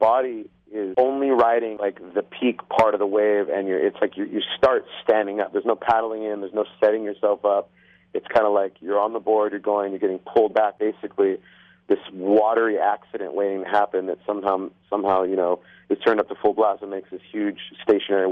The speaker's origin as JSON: {"language": "English", "region": "Hawaii", "country": "United States", "tie": "born or raised there", "moved": "yes"}